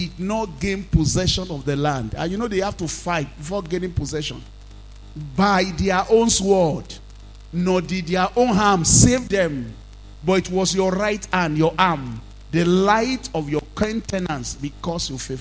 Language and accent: English; Nigeria; being a Nigerian, staying in Nigeria, and being in this part of the world